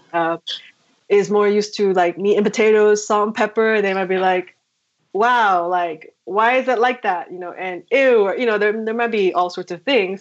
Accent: New Jersey, United States

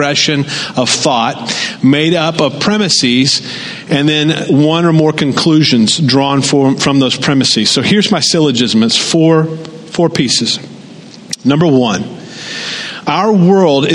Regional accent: the South, United States; moved away as an adult; now in Pacific Northwest, United States; I grew up in the South

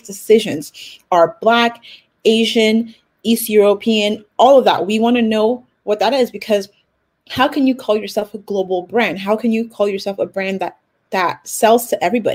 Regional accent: Nigeria; I'm Nigerian too.

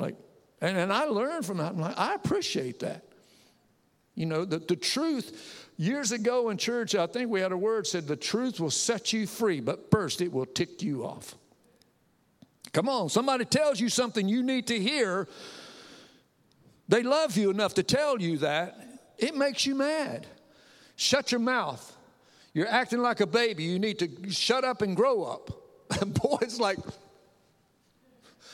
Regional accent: the South, United States; also born or lived in Connecticut; I'm Southern born, Southern bred, and bless God, when I die, I'll be Southern dead.

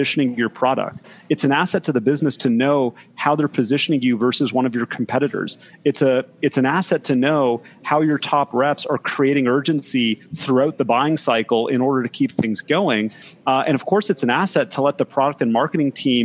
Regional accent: Toronto, Ontario, Canada; moved away as an adult; now in Bay Area, United States; I'm originally from Toronto, Canada. Apologies if anybody has trouble understanding my accent, but moved out to the Bay Area in 2008

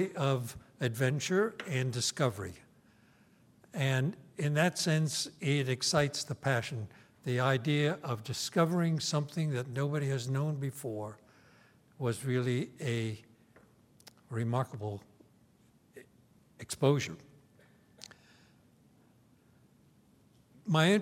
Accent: New York City, New York, United States; now in Stanford, United States; I was born and schooled in New York, in Brooklyn exactly

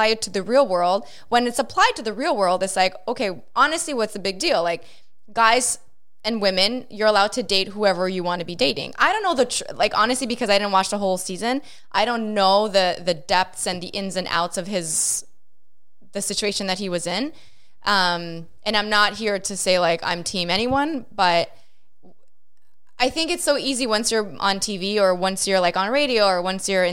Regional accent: Montreal, Quebec, Canada; growing up in Montreal and growing up in St. Leonard, predominantly Italian

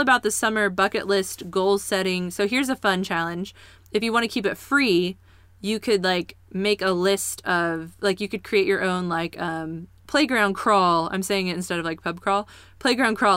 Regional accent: Kansas City, Missouri, United States; now in Springfield, United States; growing up in Kansas City

